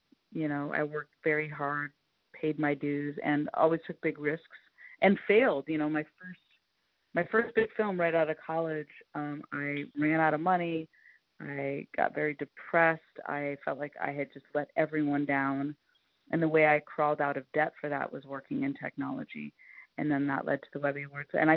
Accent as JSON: {"language": "English", "region": "Northern California", "country": "United States", "tie": "born or raised there", "said": "I grew up in Northern California in the 70s"}